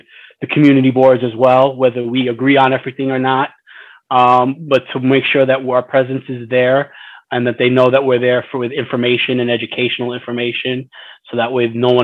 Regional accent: New York City, New York, United States; I was born in Mount Sinai, but I was created here, and I've been here predominantly my whole life

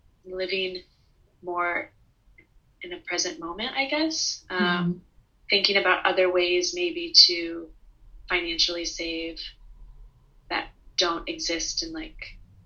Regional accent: Missouri, United States; now in New Orleans, United States

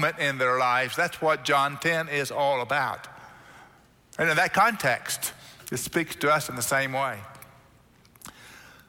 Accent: Oklahoma, United States; now in Texas, United States; growing up in Oklahoma, wasn't familiar with the beach too much.

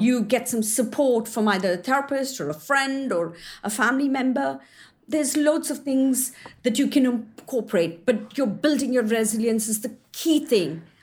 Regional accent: India; also born or lived in New Zealand; now in Surrey, United Kingdom; I was born and brought up in India

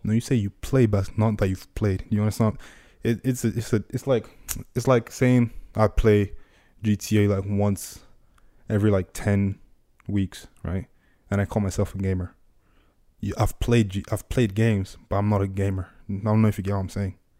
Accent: Nigeria; moved away; growing up in Nigeria

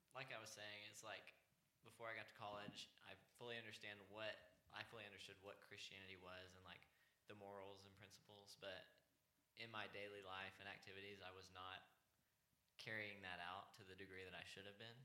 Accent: North Richland Hills, Texas, United States; accent: cornbread; also born or lived in Dallas, Texas / Plano, Texas; went to a church in um, North Richland Hills, which is kind of near Fort Worth

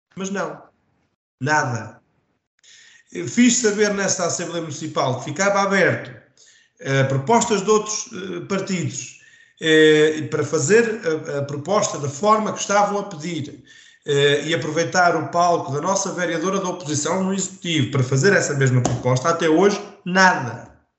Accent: Vagos, Centro, Portugal

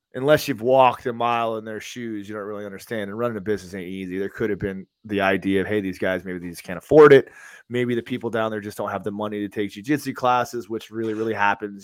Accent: Tampa, Florida, United States; I grew up in Tampa my entire life

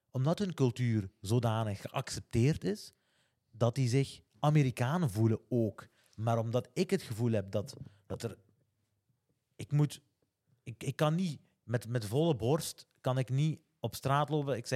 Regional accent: Flanders, Belgium; als geboren Vlaming eigenlijk, heb gevoeld gehad.

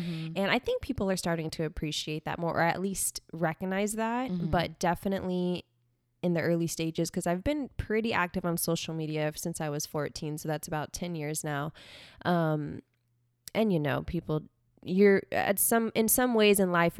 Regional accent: Corpus Christi, Texas, United States; I was born and raised in Corpus Christi. Okay. So that's where … is from.

